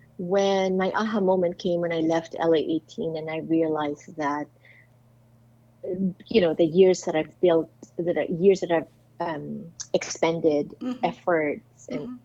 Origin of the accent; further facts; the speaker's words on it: Philippines; there he was getting married, and here I was accepting an award for my, I guess, impact as a Filipino, right?